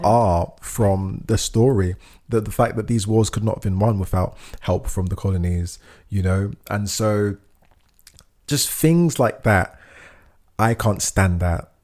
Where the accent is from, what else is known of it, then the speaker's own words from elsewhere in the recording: United Kingdom; my pride of being British, I think of like my pride of being like black